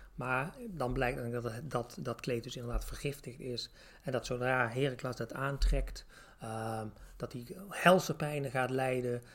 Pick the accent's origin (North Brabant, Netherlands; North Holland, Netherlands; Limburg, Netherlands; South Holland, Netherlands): North Brabant, Netherlands; Tilburg; accent: Brabantse tongval; ik kom zelf uit Tilburg, dus ik vrij Brabantse tongval